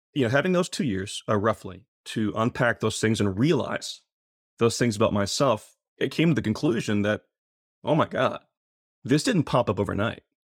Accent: Muskogee, Oklahoma, United States; I grew up in Muskogee Ca-, uh, Muskogee, Oklahoma

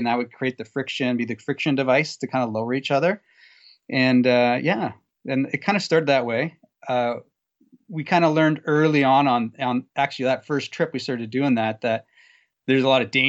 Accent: Guelph, Ontario, Canada; Sorry, I grew up in Guelph, which is probably about 20 minutes south of Elora.

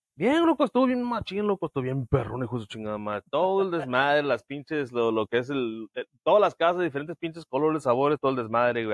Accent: Sinaloa, Mexico; now in United States; Yo nací crecí en Sinaloa

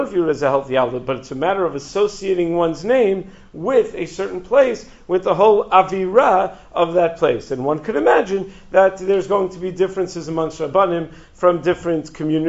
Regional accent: Five Towns, New York, United States; when I was a kid growing up in the Five Towns

